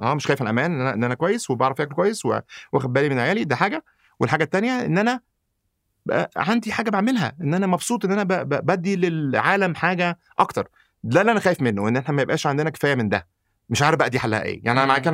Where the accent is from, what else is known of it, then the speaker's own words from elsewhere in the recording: Egypt; also born or lived in United States; now in Saudi Arabia; انا مولود في مصر